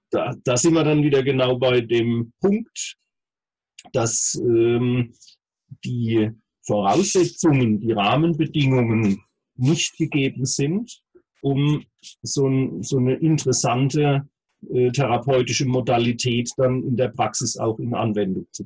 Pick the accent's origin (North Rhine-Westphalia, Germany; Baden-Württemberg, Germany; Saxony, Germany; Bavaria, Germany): Baden-Württemberg, Germany; Heidelberg; Ähm, allerdings bin ich eben gebürtiger Heidelberger und ähm, bin hier seit Anfang an ansässig und genieße es sehr.